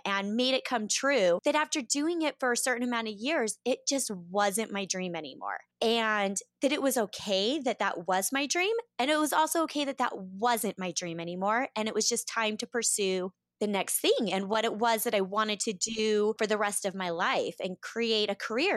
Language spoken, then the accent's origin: English; Boise, Idaho, United States; moved away as an adult; I grew up in Boise, Idaho